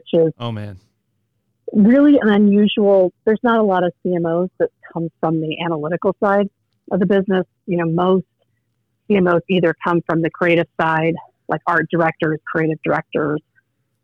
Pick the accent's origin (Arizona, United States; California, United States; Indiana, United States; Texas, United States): Indiana, United States; Indianapolis; moved away as an adult; now in Omaha, United States; I grew up in Indiana, actually. So okay. Still Midwest, but Indianapolis, Indiana